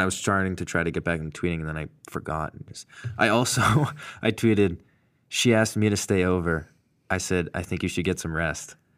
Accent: Massachusetts, United States; I'm from Mass

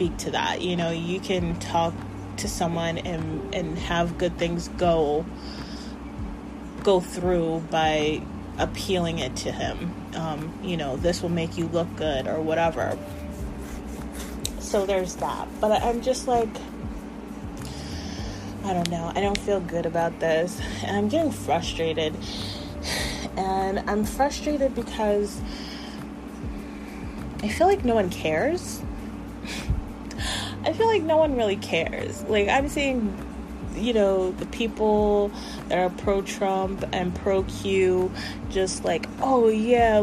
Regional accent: United States; we, as the American people

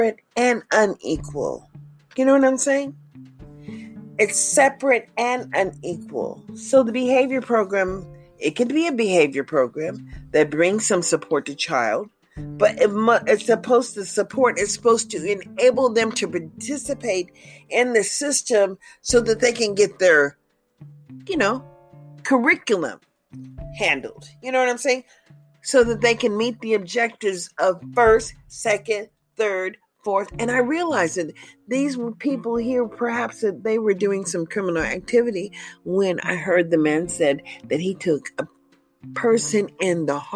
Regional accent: United States; I'm an American citizen

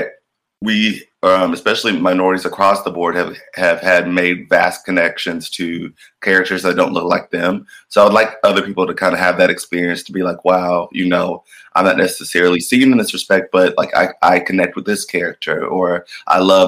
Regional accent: Atlanta, Georgia, United States; I'm from Atlanta, Georgia

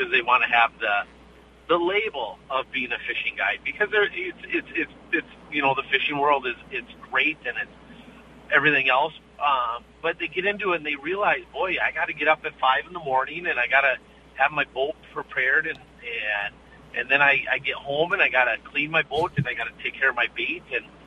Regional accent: Bemidji, Minnesota, United States; I grew up on Lake Bemidji fishing those things

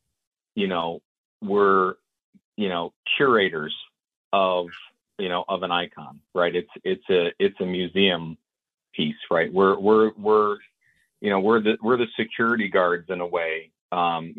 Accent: Huntington Beach, California, United States; I was brought home from the hospital out in Huntington Beach, California

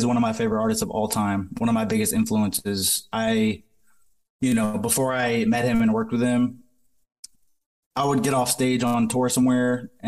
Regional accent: Massachusetts, United States; moved away; I'm originally from Massachusetts

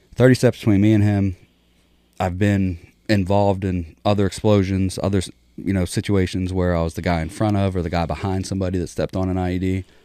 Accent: Pittsburgh, Pennsylvania, United States; also born or lived in Philadelphia; I was born in Philadelphia, just outside of Philadelphia, moved to Pittsburgh, just outside of Pittsburgh in the country when I was, like, six. And then from six to fourteen, you know, I lived with my parents.

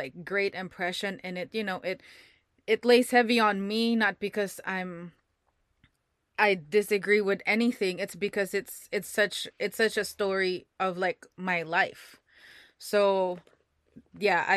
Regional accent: Philippines; moved away; I grew up in a Catholic school, so I'm from the Philippines

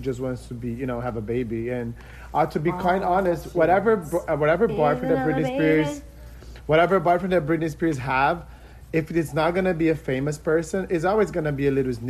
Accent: Brazil; moved away; I told her I was from Brazil

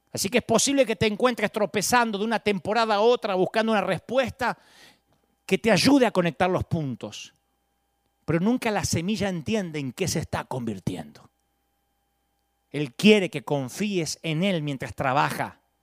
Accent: Billinghurst, Buenos Aires Province, Argentina; yo nací en Billingwood, San Martín

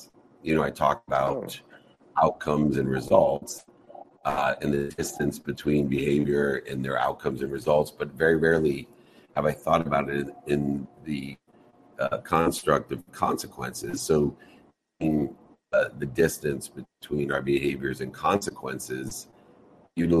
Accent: San Diego, California, United States; my hometown, San Diego, California.

